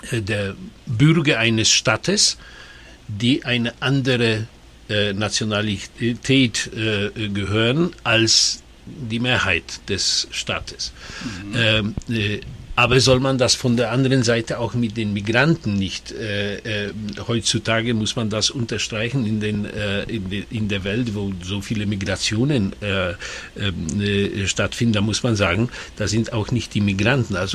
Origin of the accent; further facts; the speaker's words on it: Silesian Voivodeship, Poland; Ich, ich werde aber immer äh, gerne sagen, ich bin ein äh, Schlesier.